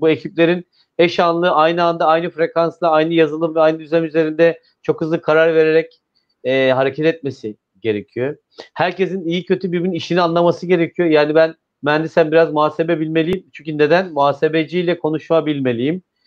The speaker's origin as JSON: {"language": "Turkish", "region": "İzmir", "country": "Turkey", "said": "ben bir İzmirli olarak"}